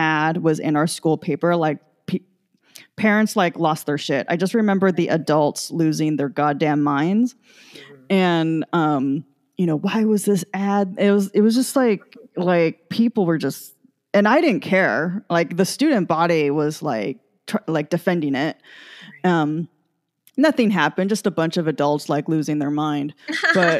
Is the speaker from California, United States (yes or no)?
yes; San Jose, California, United States; I grew up in San Jose. We're an hour south of San Francisco.